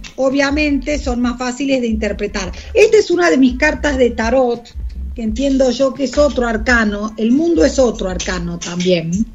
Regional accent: Argentina; de argentinos de a pie, como pueden ser vos, yo

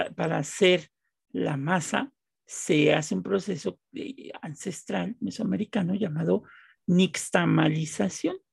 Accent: Mexico; Los que somos mexicanos

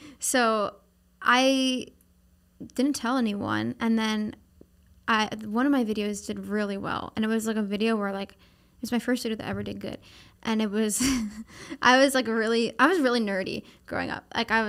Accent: Pennsylvania, United States; Oh, no. It's like desolate farm area. Like, it's not. Like, I was from like outside of Philadelphia.

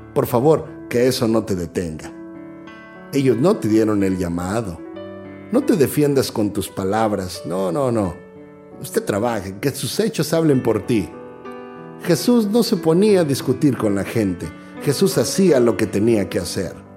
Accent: Mexico; moved away; soy mexicano

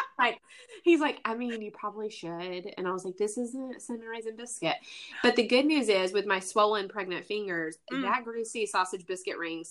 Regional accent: the South, United States; But being the Southern lady that I am and growing up in the Bible Belt, you try to pretend that you don't know.

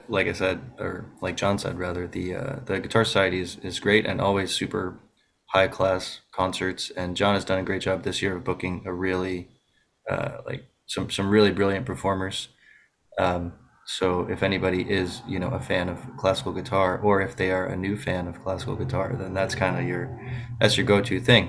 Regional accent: Buffalo, New York, United States; I'm from Buffalo, New York.

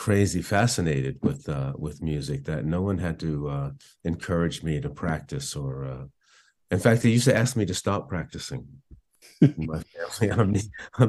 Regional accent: Belmar, New Jersey, United States; also born or lived in Asbury Park, New Jersey / Woodstock, New York; now in Hawaii, United States; I grew up in Belmar, New Jersey.

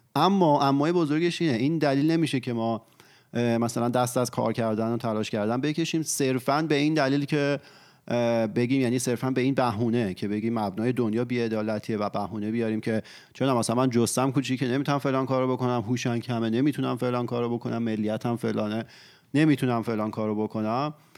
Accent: Iran; تو ایران به دنیا اومدیم و بزرگ شدیم

